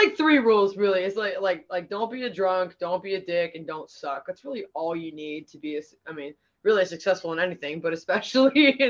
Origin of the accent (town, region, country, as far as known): Pittsburgh, Pennsylvania, United States